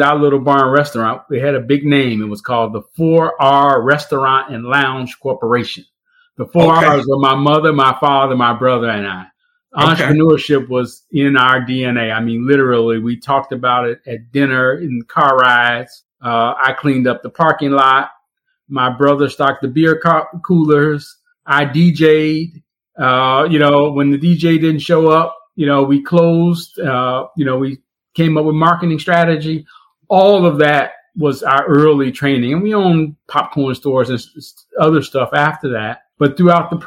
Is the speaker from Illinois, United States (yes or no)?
yes; Chicago, Illinois, United States; also born or lived in Bellwood, Illinois; I grew up, the first decade of my life on the west side of Chicago